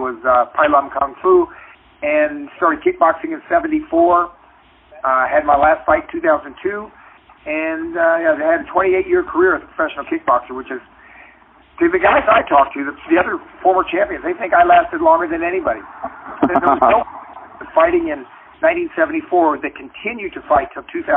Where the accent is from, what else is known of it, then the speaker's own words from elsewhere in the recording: Cocoa Beach, Florida, United States; moved away as an adult; also born or lived in Illinois; now in Los Angeles, United States; I grew up in Florida at a time when they had segregation